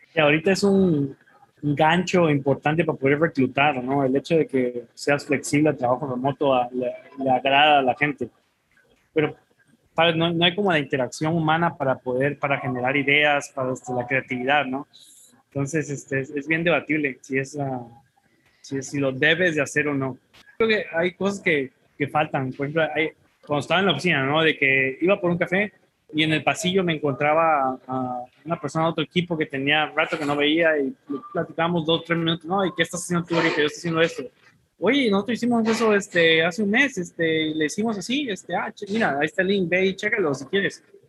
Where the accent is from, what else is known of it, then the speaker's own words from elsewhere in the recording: Teapa, Tabasco, Mexico; en mi pueblo de Teapa, Tabasco